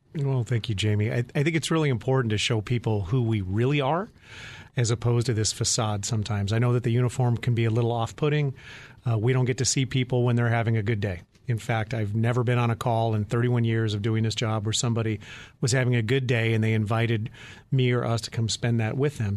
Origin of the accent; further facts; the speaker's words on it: Phoenix, Arizona, United States; in my hometown as a Phoenix police officer